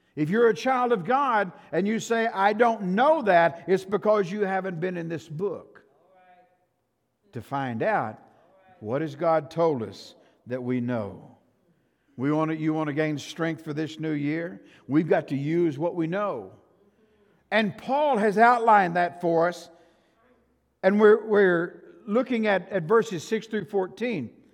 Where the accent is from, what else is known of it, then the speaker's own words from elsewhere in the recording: Shamrock, Texas, United States; I grew up in Shamrock.